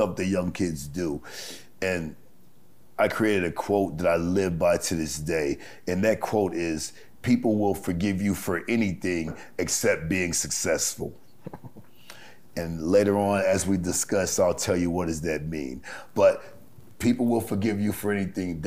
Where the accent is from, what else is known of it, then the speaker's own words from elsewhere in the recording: Los Angeles, California, United States; now in Las Vegas, United States; I grew up in Los Angeles, you know, in the late 70s, early 80s.